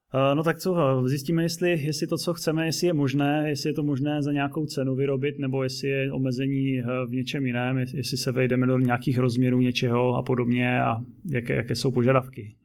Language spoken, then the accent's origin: Czech; Zlín, Zlín Region, Czechia; jsem úplně z opačného skoro konce republiky ze Zlína